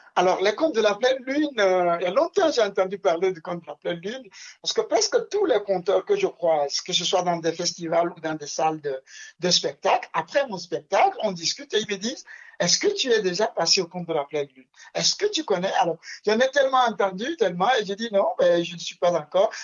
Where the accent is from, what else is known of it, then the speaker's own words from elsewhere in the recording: Lomé, Maritime, Togo; je suis né à Lomé, déjà, à la capitale du Togo, et dans un quartier très populaire, très multicoloré. Et je suis né dans une cour que aujourd'hui j'appelle une cour de compte